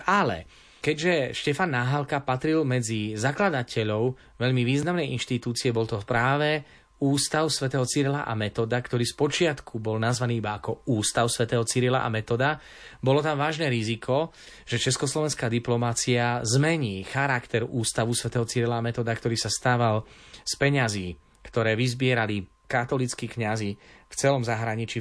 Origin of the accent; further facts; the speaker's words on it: Slovakia; moved away as an adult; now in Rome, Italy; som prvý Slovák, ktorý učí históriu v Ríme